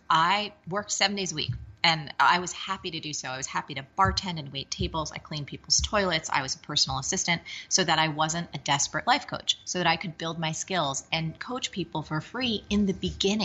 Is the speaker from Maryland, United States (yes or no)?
no; New Jersey, United States; I'm from Jersey